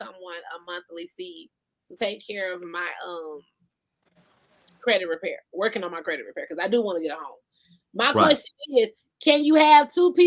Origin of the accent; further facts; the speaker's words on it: Georgia, United States; now in California, United States; I'm originally from Georgia. So I have people back home